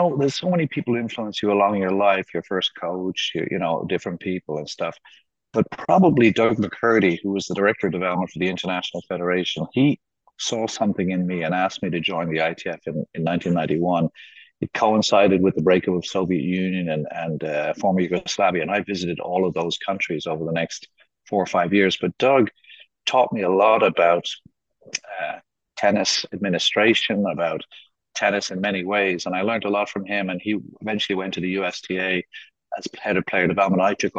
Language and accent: English; Jamaica; also born or lived in South America / United States / London; now in Kazakhstan; I was born in South America. I grew up in Jamaica. I studied in the States. I live in London and I'm Irish passport holder.